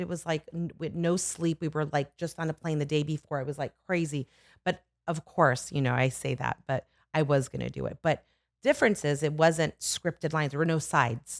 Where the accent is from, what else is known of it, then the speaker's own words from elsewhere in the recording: Los Angeles, California, United States; also born or lived in Burbank / Studio City; I'm born and raised, I'm born in Burbank and raised in the Valley